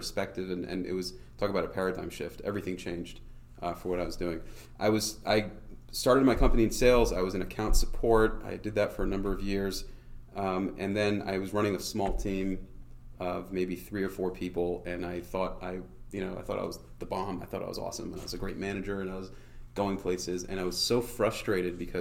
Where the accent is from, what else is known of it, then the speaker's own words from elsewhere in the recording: Cleveland, Ohio, United States; moved away as an adult; now in Israel; I grew up in Cleveland, Ohio